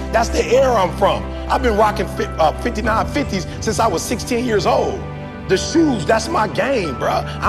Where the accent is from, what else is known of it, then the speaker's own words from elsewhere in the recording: Detroit, Michigan, United States; I'm from the D. My people worked at Ford, GM, and Chrysler.